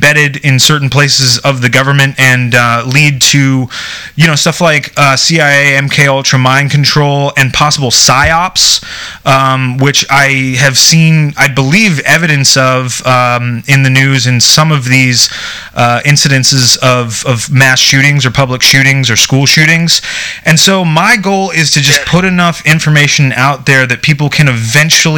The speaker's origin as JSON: {"language": "English", "country": "United States", "said": "being an American"}